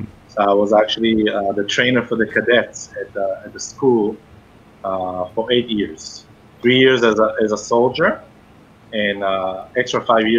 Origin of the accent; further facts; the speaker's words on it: Israel; moved away as an adult; now in Dayton, United States; I am from Israel, and I was born and raised in Israel, and I came to the United States in 2007 in pursuit of my education. I studied in Israel holistic medicine.